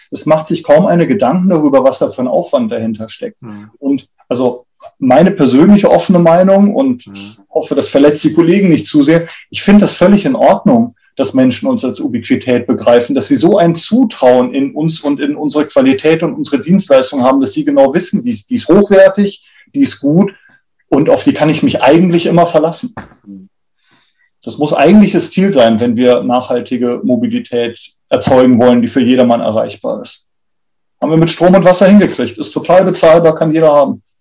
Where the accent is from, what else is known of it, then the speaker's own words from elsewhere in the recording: Munich, Bavaria, Germany; born there; dass ich in München, wo, wir, wo ich geboren bin, äh, aus dem Fenster runter auf die Straßenbahnhaltestelle gucken konnte